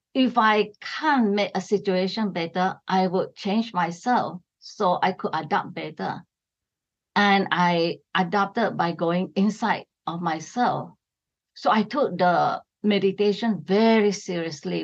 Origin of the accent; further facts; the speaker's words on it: Sarawak, Malaysia; I come from East Malaysia. It is Sarawak, right on the island of Borneo.